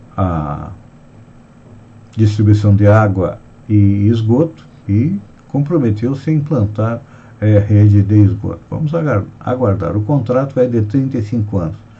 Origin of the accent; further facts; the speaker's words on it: Santa Catarina, Brazil; nós que somos catarinenses